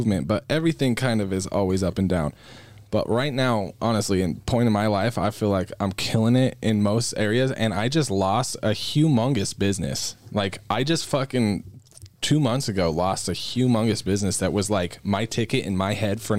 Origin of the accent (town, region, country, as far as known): United States